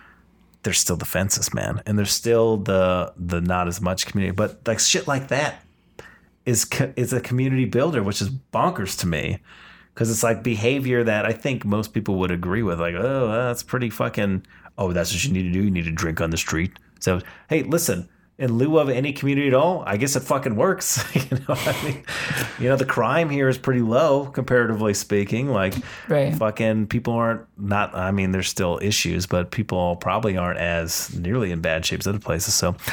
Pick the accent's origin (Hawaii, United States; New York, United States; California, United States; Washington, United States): Washington, United States; I remember, we came from Washington where it's like rural city.